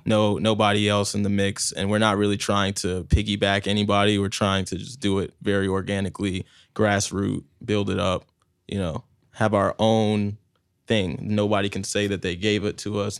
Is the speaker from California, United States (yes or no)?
no; New Jersey, United States; now in Tampa, United States; I was born in Jersey, and I came here post 9-11, so I've been here for like 15 years now